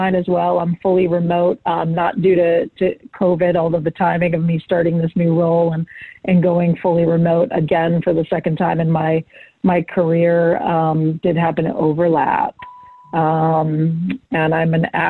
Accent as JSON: {"language": "English", "town": "Boston", "region": "Massachusetts", "country": "United States", "said": "I'm from Boston"}